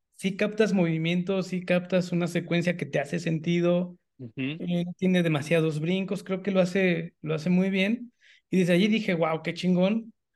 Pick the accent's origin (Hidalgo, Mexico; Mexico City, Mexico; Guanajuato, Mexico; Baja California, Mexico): Mexico City, Mexico; moved away; yo vengo de la Ciudad de México, que es la ciudad más grande del país, y luego me fui a vivir a un par de estados más.